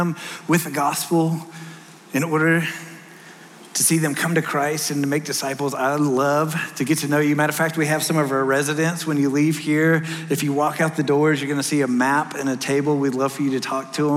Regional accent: Texas, United States; moved away; I'm from Texas.

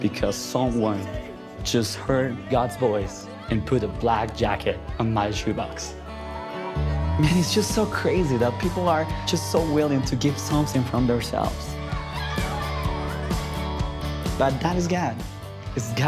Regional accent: Ambato, Tungurahua, Ecuador; my hometown, Ambato, Ecuador.

